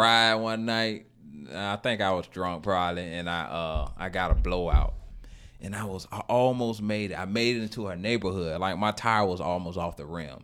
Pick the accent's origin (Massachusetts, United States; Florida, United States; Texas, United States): Florida, United States; Gainesville; moved away; I'm from Gainesville